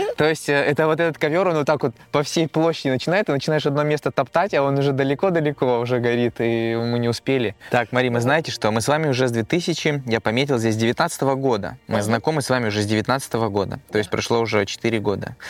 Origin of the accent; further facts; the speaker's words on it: Kazakhstan; now in Russia; я вообще родился и вырос в Казахстане